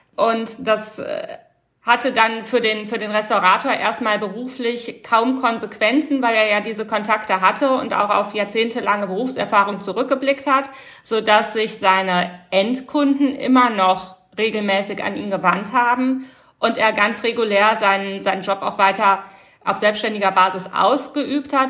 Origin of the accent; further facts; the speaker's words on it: Rhineland, Germany; Bei uns im Rheinland